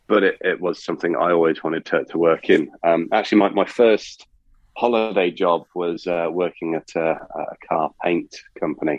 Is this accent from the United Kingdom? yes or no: yes; United Kingdom; I grew up near Silverstone